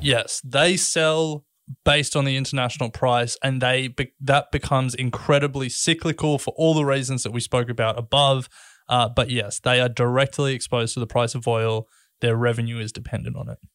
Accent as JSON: {"language": "English", "country": "Australia", "said": "we're Australian"}